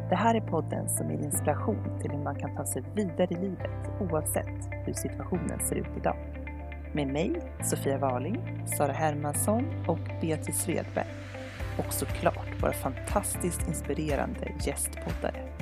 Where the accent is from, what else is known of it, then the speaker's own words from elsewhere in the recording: Jämtland, Sweden; jag är uppväxt i Jämtland. Av någon anledning så när man kommer från Jämtland så är det väldigt viktigt, så här, viktig del av ens identitet att säga att man är från Jämtland.